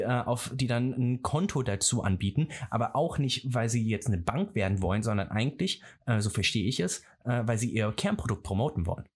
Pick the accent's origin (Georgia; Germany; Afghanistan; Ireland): Germany; Rhineland; ich komme aus dem Rheinland